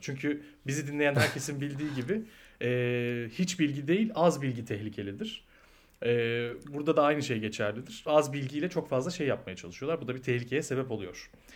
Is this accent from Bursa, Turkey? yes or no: yes; Bursa, Turkey; ben Bursa'da büyüdüm.